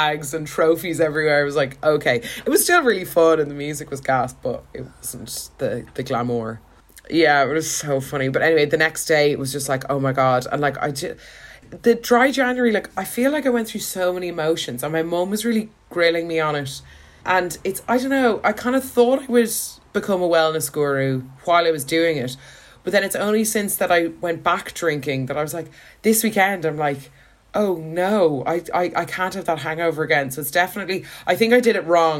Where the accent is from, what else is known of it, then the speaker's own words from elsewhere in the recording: Ireland; as Irish people